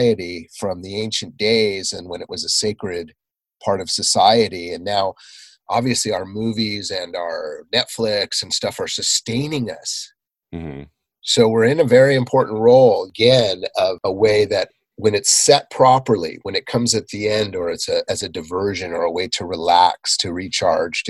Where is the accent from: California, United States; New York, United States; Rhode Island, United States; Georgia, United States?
California, United States; Southern; I grew up in Southern California, so there were a lot of movie stars, movie star kids around